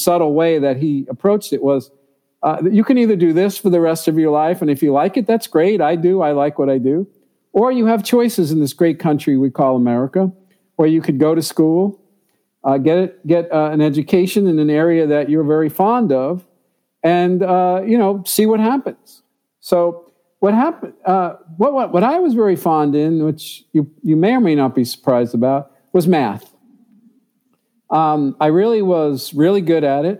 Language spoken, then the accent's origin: English; New York City, New York, United States; I grew up in New York City.